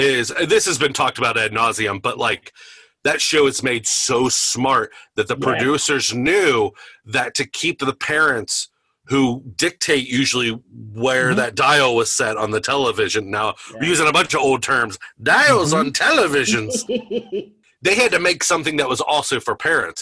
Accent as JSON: {"language": "English", "area": "Campbell County", "region": "Northern Kentucky", "country": "United States", "tie": "born or raised there", "said": "I grew up in Campbell County. I went to Campbell County High School"}